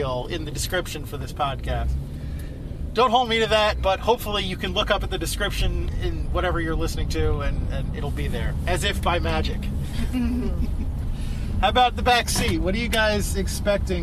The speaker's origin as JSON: {"language": "English", "country": "United States", "said": "as American Catholics"}